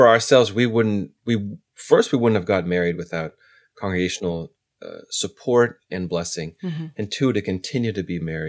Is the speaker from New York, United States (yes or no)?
no; California, United States; You know, I'm originally from California. I moved all over.